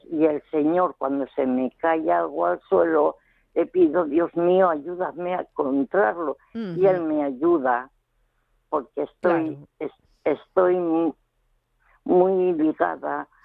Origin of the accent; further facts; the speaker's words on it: León, Castile and León, Spain; now in Valencia, Spain; yo en realidad no somos de Valencia, vivimos en Valencia, pero somos los tres del León.